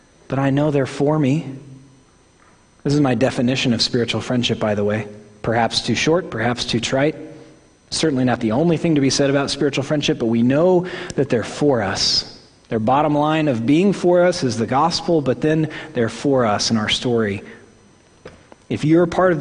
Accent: Oklahoma, United States; accent: Midwestern; I'm from Oklahoma

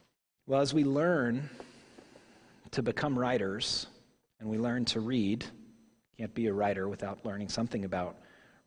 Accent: Tulsa, Oklahoma, United States; born or raised there; moved away

